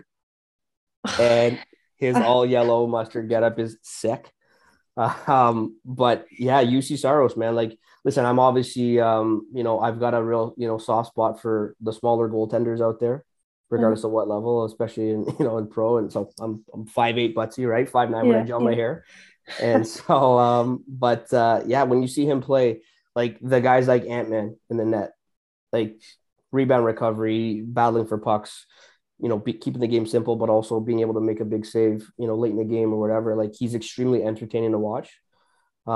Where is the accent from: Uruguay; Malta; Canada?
Canada; Brampton, Ontario; growing up, I'm from Brampton, growing up in Brampton